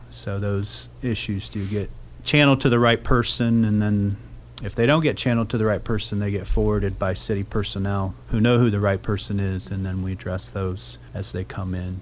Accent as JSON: {"language": "English", "town": "Wapakoneta", "region": "Ohio", "country": "United States", "tie": "born or raised there", "also_born_or_lived": "Lehigh University, Pennsylvania / Columbus, Ohio", "moved": "as an adult", "said": "born and raised in, in Wapakoneta"}